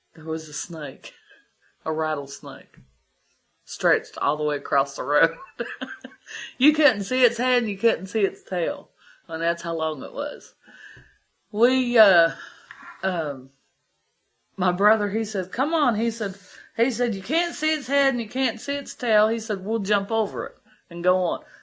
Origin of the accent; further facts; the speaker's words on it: Columbus, Ohio, United States; moved away as an adult; now in Big Ugly Creek, United States; I wasn't born around here, I was from Columbus